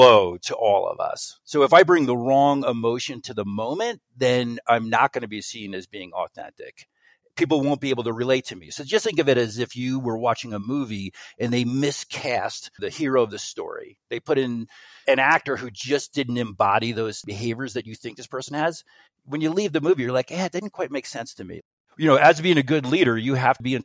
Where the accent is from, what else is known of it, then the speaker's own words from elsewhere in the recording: United States; I grew up right outside of New York City.